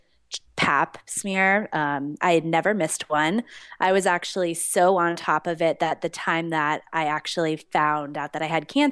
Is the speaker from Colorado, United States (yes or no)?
yes; Denver, Colorado, United States; moved away as an adult; I am born and bred in Denver, moved away for a little bit and have been back here since 2012